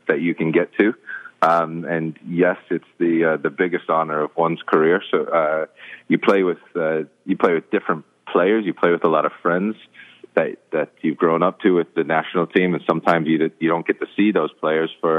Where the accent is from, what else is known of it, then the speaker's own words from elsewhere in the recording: Ohio, United States; moved away as an adult; I was from Ohio